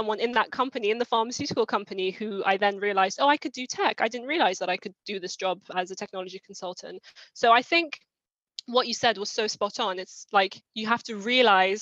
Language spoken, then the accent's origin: English; London, United Kingdom; also born or lived in Iran; I've mostly lived in London and been in the UK from around 5 years old